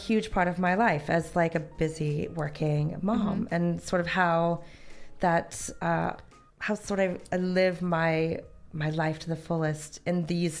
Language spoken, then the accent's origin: English; Northern California, United States; moved away as an adult; now in United Kingdom; I grew up in Northern California. It was a bit rural.